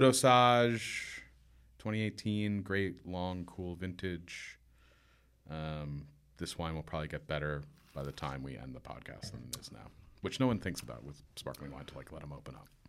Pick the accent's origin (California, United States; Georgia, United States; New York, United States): New York, United States; Warwick; also born or lived in Staten Island, New York; Where I grew up in Warwick, it's staggeringly beautiful.